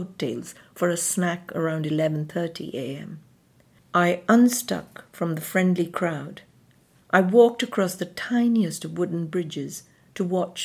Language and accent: English; southeastern India, India; also born or lived in Madras / Kent; now in London, United Kingdom; Growing up in southeastern India